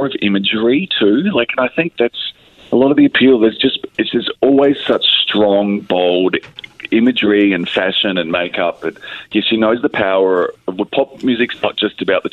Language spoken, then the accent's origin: English; Australia; as an Australian, my Spanish isn't very good